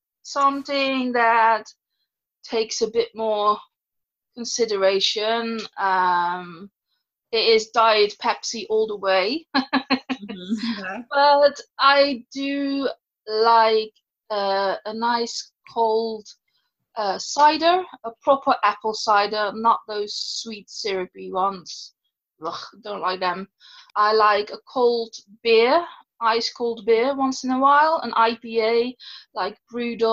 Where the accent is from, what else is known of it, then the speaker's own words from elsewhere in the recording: Netherlands; moved away as an adult; now in United Kingdom; I'm originally from the Netherlands and I've been living in the UK. Let me see. 14 years